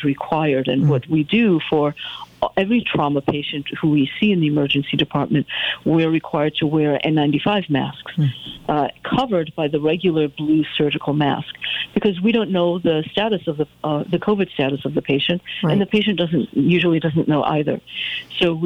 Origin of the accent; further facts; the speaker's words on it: Connecticut, United States; I grew up in Connecticut, and I love this area